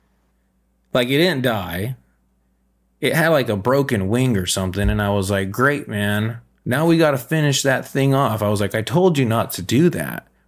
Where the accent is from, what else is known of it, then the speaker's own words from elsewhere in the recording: California, United States; moved away as an adult; now in Minnesota, United States; I know I'm originally from California, and I've only lived in Minnesota for, I don't know, maybe 6 and 7 years